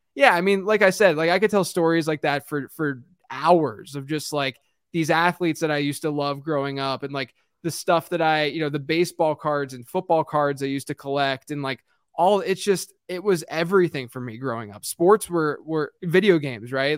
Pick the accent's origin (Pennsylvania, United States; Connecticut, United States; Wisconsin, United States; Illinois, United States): Pennsylvania, United States; Pittsburgh; I grew up in Pittsburgh